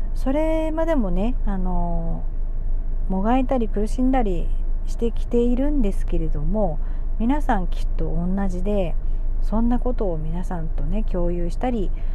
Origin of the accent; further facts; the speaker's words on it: Miyazaki, Japan; also born or lived in Osaka / Chiba / Tokyo; 宮崎県生まれで宮崎県育ち